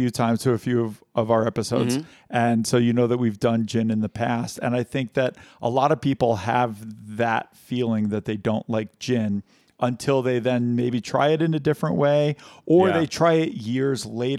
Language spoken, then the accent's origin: English; New Paltz, New York, United States; moved away; So every time we go to my hometown, they make a Concord grape-infused gin.